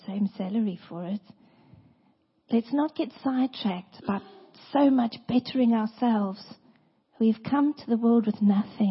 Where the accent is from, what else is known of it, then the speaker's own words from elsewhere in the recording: South Africa; moved away; I come from South Africa